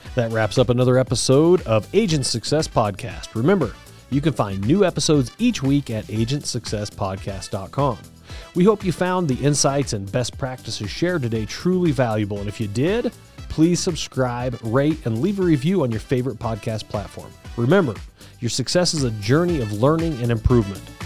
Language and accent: English; Southern Colorado, United States; I'm from Southern Colorado